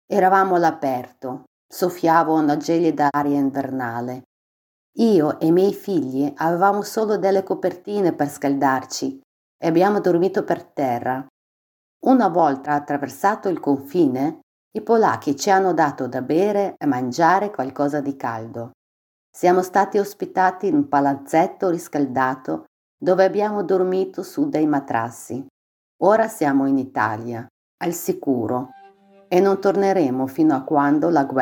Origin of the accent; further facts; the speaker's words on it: Dnipro, Dnipropetrovsk Oblast, Ukraine; Italian is a second language; moved away as an adult; now in Italy; ho 44 anni e vengo da Dnipro.